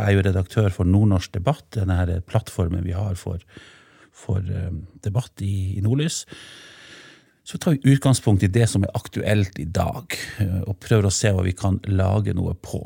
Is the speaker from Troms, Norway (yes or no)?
yes; Senja, Troms, Norway; also born or lived in Finnsnes; now in Tromsø, Norway; hjemme i kommunen der jeg vokste opp, på Senja